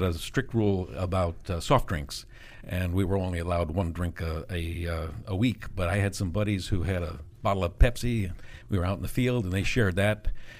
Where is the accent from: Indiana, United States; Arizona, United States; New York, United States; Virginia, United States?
Virginia, United States; McLean; also born or lived in New London, Connecticut; I was born in New London, Connecticut, mm-hmm. but have lived in McLean area, mm-hmm. McLean Tyson's Corner, since 1950.